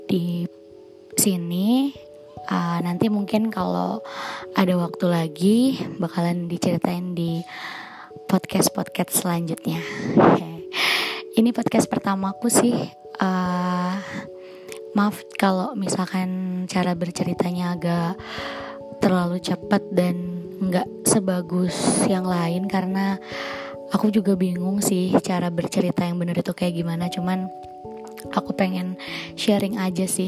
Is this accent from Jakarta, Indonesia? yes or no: yes; Jakarta, Indonesia; born there; Aku lahir di Jakarta 10 Maret 1994.